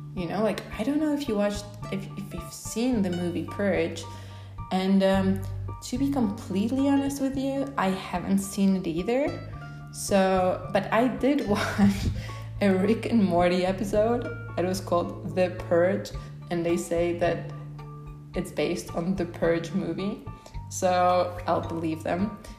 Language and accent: English; Poland; moved away as an adult; also born or lived in United States; now in Oaxaca, Mexico; I'm originally from Poland, so I'm pretty white